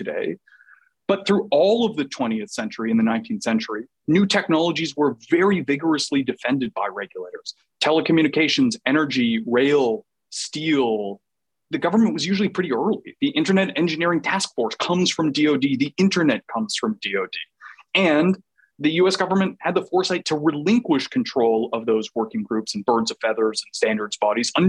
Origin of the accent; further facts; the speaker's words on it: Canada; I'm Canadian